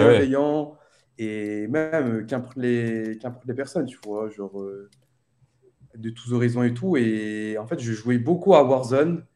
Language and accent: French; Réunion; moved away as an adult; now in Nice, France; je suis né à La Réunion, tranquille le 2 mai 1998. Et ensuite, j'ai fait ma scolarité à La Réunion